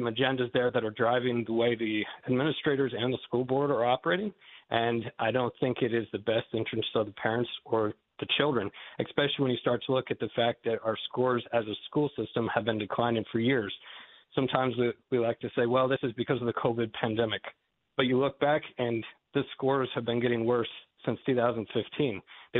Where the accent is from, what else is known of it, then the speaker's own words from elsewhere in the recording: Goshen, United States; born there; also born or lived in Massachusetts / North Carolina / Texas / Malawi; As was mentioned, I was born here in Goshen, and I've lived a number of different places since then, Massachusetts, North Carolina, Texas, Malawi, Africa for a number of years.